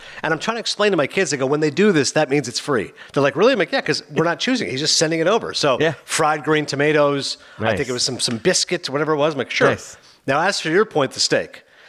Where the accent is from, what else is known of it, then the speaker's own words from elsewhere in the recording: Bergen County, New Jersey, United States; we're here from New Jersey.